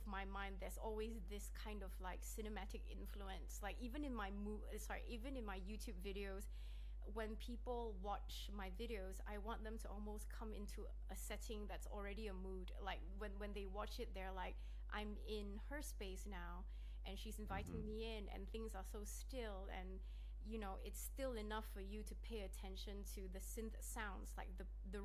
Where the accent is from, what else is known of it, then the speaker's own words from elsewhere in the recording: Malaysia; now in Sydney, Australia; growing up in Malaysia